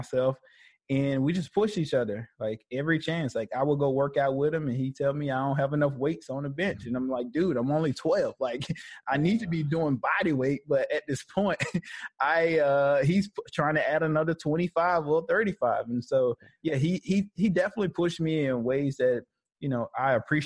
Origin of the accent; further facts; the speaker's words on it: Birmingham, Alabama, United States; I was born in Birmingham, Alabama. I went to high school at West End